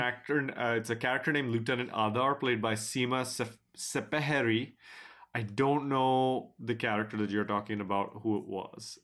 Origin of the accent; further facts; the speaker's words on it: United States; we in America